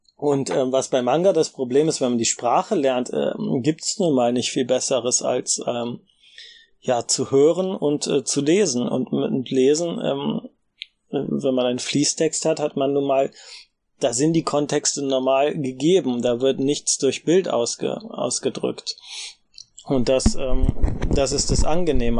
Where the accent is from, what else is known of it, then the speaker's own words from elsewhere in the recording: Germany; als Deutsche